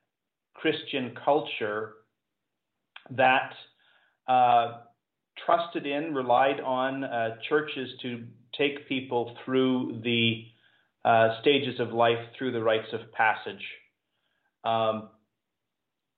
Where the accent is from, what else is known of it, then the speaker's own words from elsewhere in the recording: Ottawa, Ontario, Canada; moved away; So I spent the last 5 years in the Ottawa area, largely helping my dad die and helping my mom care for him and care for her after he died